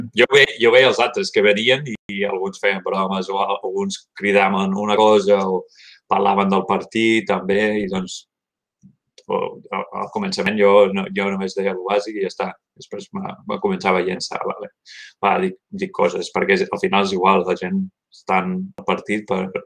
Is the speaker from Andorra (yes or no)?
no; Gainesville, Florida, United States; moved away as an adult; also born or lived in Miami, Florida; now in Oregon, United States; vaig néixer a Florida, a Miami, Miami Fiesta, però només un any allà i uh, després em vaig moure de petit, petit, uh, vivint al nord de Florida, a Gatesville, una ciutat mm-hmm. universitària de 150.000